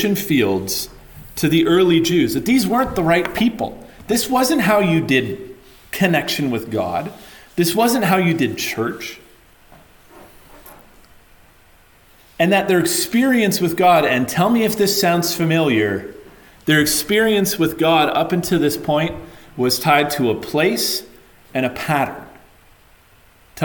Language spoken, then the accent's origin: English; London, Ontario, Canada; I grew up in the bad area of town. I came from London, Ontario